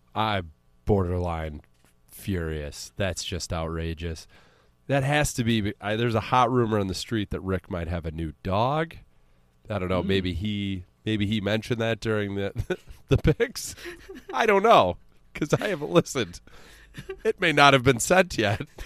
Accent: United States; we're American

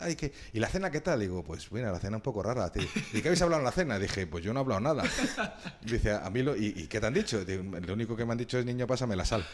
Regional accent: Madrid, Community of Madrid, Spain; Yo soy de Madrid

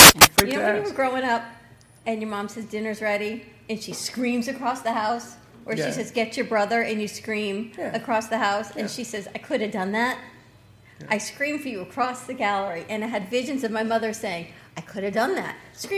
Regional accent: New York, United States; we're from New York.

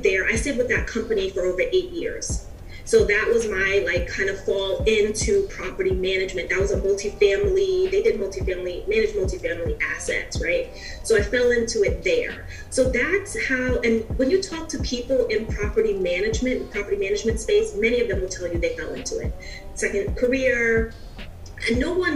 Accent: New York City, New York, United States; I'm originally from New York, from the Bronx.

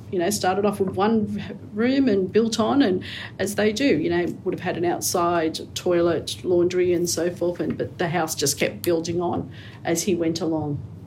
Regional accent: Sydney, New South Wales, Australia; also born or lived in Camperdown; I grew up around the Liverpool area

